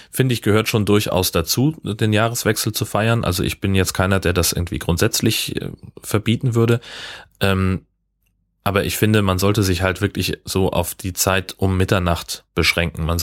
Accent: Hesse, Germany; Nee, Heimatdorf da wo ich groß geworden bin, äh, in Hessen, äh, da gibt's

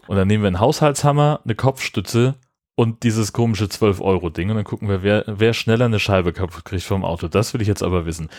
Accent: Germany; bei uns in Deutschland.

